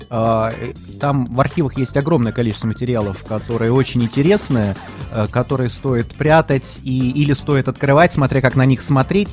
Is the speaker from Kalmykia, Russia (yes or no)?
no; Moscow, Russia; Я москвич четвёртом поколении